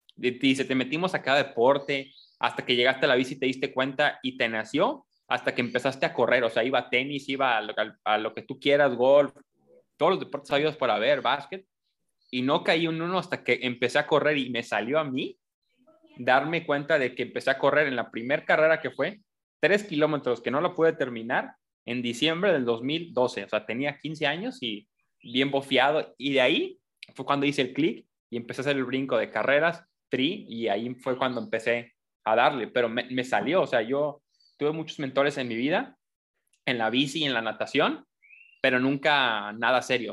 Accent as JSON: {"language": "Spanish", "region": "Colima", "country": "Mexico", "said": "yo soy de Colima"}